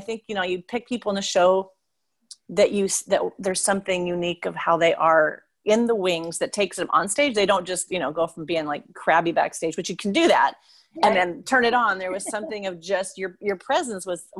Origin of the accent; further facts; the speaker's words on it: Puyallup, Washington, United States; now in Seattle, United States; I grew up in Puyallup. I live in Seattle now, but I grew up in Puyallup.